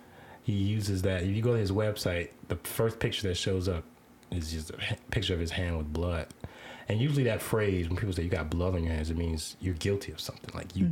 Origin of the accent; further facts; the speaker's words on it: the South, United States; I'm from the South. I got the diamond in my mouth.